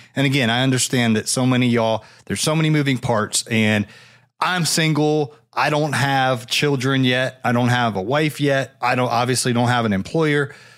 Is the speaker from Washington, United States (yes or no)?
no; Ohio, United States; now in Florida, United States; I moved down here, man. I grew up up there in Ohio.